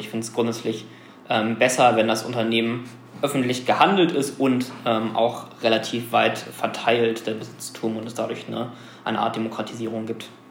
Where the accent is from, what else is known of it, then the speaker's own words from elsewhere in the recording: Germany; wir als Deutsche